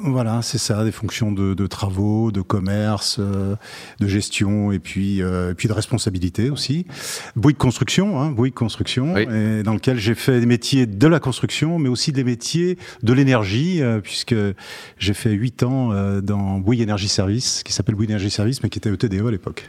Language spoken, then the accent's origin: French; Lyon, Auvergne-Rhône-Alpes, France; Je suis originaire, je suis lyonnais d'origine